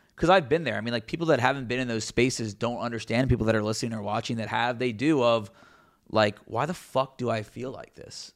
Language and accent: English; Cincinnati, Ohio, United States; covering my hometown team